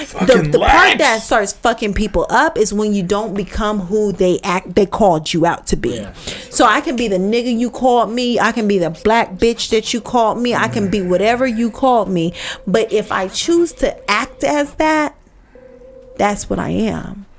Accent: Las Vegas, Nevada, United States; I'm from Vegas, yeah.

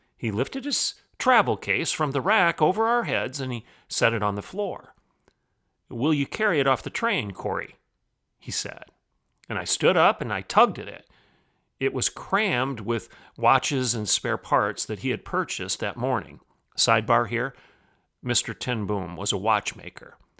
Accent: Bartlesville, Oklahoma, United States; my hometown here of Bartlesville, Oklahoma

